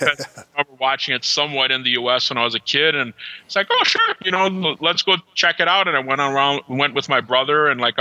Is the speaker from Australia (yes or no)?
no; Brazil; also born or lived in New York City; now in Wisconsin, United States; I grew up in Brazil